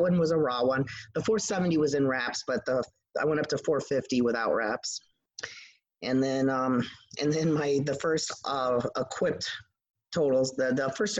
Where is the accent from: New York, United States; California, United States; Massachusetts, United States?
New York, United States; also born or lived in Idaho; My dad was military, so I was born in Idaho. I've lived all over the place, but I've been in New York since I was in third grade.